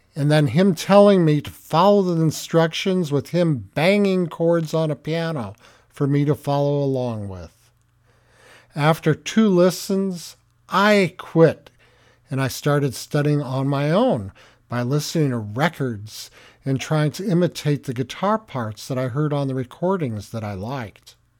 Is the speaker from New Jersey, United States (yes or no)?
no; Tahanga, Southern California, United States; I grew up in a small town in Southern California called Tahanga, my hometown